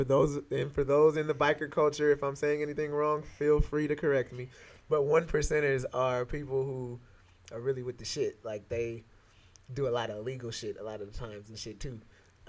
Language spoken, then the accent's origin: English; East Palo Alto, California, United States; Growing up in East Palo Alto, a lot of Tongans, a lot of Samoans.